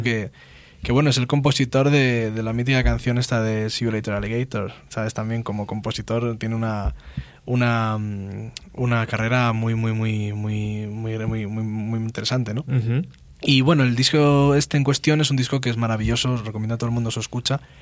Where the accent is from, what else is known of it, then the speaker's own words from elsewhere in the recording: Spain; first language Spanish; also born or lived in Leeds, United Kingdom; Yo nunca pensé que un chaval español podía eh, recibí tanto cariño de un público inglés.